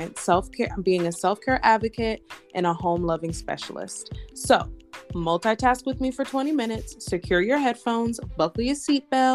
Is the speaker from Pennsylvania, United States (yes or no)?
no; Florida, United States; I'm from Florida, but we from down south.